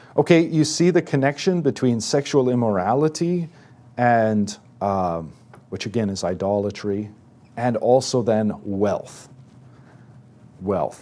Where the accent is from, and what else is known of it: United States